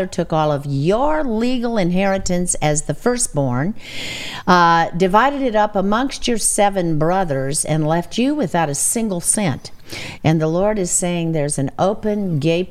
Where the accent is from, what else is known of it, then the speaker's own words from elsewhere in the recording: United States; I'm American